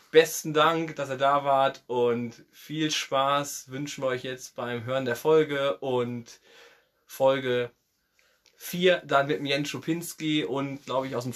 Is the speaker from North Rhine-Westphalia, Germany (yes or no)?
yes; North Rhine-Westphalia, Germany; born there; Ich komme ja ähm, gebürtig aus dem Kreis ähm, Rees-Bocholt und da gibt es ja in Rede eine Mannschaft, das ist DJK Rede 4.